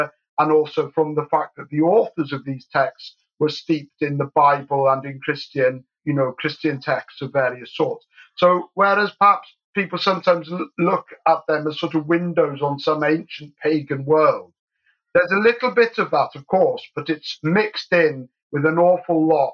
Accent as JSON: {"language": "English", "region": "England", "country": "United Kingdom", "tie": "born or raised there", "also_born_or_lived": "Scotland", "said": "I was born in Scotland and brought up in England"}